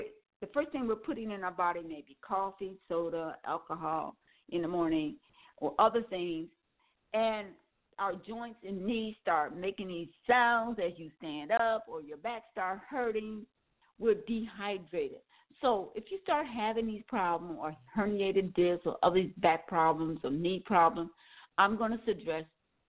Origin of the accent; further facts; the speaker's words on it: Milwaukee, Wisconsin, United States; As I said, I'm from Wisconsin, Milwaukee, Wisconsin, and years ago, not now, years ago, I used to be able to tell you when it was going to rain and when the temperature was going to drop.